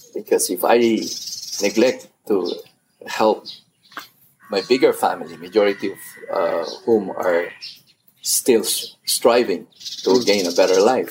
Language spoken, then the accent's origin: English; Philippines; my own definition of being Filipino has expanded